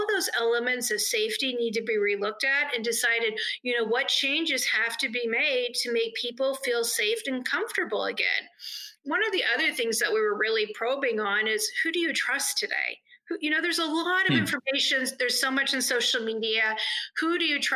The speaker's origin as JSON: {"language": "English", "region": "Northern California", "country": "United States", "tie": "born or raised there", "also_born_or_lived": "Los Angeles / Philadelphia", "moved": "yes", "lives_now": "Indianapolis, United States", "said": "I grew up in Northern California and lived in Los Angeles for a lot of years"}